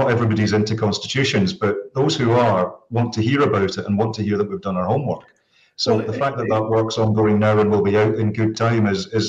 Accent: Saudi Arabia; So I grew up as an immigrant

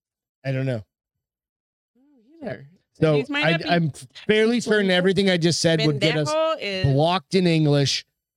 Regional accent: New England, United States; now in Arizona, United States; I'm from New England.

